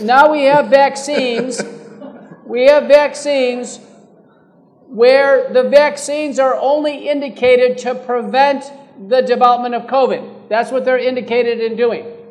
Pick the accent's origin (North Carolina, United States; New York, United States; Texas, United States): Texas, United States; Terry County; now in Fort Worth, United States; I grew up in Terry County.